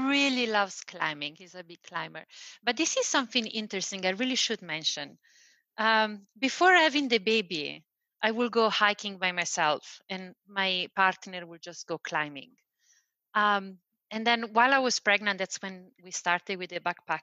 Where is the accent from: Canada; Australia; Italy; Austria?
Italy; Rome, Lazio; English is a second language; I was born and raised in Rome in Italy.